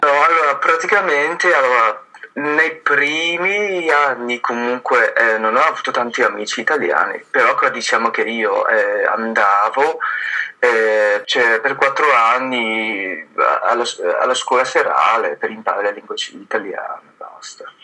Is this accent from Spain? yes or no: no; Fujian, China; Italian is a second language; now in Bergamo, Italy; io sono venuto dalla zona quella di sud, eh, che si chiama Fuji, eh, però ormai da 11 anni